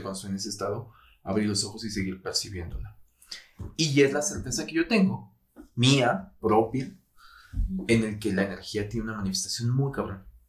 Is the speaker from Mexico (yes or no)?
yes; Mexico; todos como mexicanos